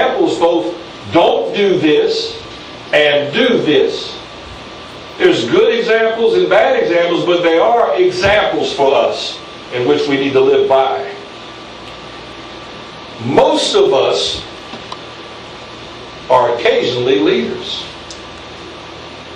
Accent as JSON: {"language": "English", "country": "United States", "said": "I'm an American citizen of the United States"}